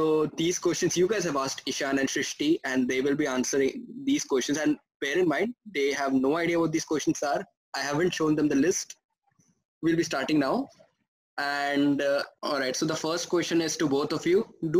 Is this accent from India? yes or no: yes; India; being Indian